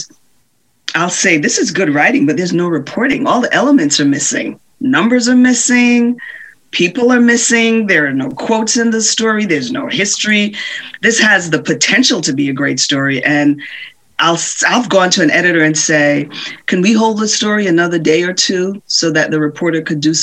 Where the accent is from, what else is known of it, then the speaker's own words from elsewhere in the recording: Jamaica; Growing up in Jamaica, we didn't have a television